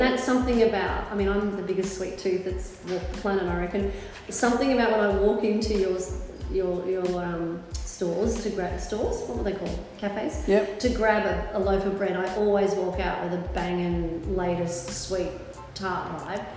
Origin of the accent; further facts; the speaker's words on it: Melbourne, Victoria, Australia; also born or lived in Sydney; now in Brisbane, Australia; I grew up in Melbourne, I've lived in Sydney, I now live in Brisbane